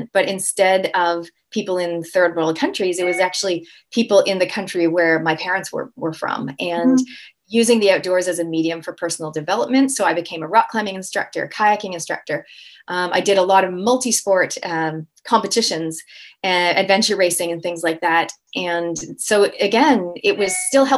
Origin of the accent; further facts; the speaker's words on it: Toronto, Ontario, Canada; now in New Zealand; I'm a Canadian Kiwi, so I'm born and raised in Canada, Toronto, and I actually live in New Zealand